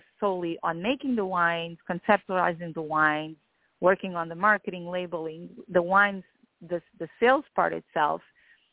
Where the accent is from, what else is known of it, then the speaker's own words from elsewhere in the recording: Lisbon, Portugal; moved away as an adult; also born or lived in Alentejo, Portugal; now in United States; I was born and raised in Portugal, and I do come from wine. Yes, yeah. I was born in Lisbon and then raised outside of Lisbon